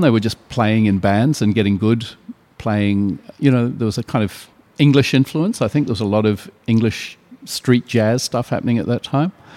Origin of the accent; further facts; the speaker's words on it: New Zealand; now in Sydney, Australia; near my hometown